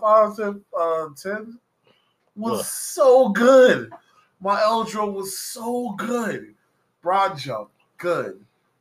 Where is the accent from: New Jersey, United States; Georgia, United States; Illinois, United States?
Illinois, United States; Chicago; I'm from Chicago. I love the city.